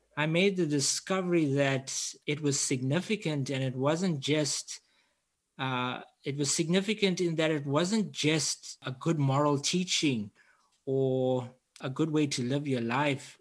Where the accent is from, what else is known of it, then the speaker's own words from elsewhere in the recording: Durban, KwaZulu-Natal, South Africa; I'm from Durban, South Africa, I grew up in quite a unique setting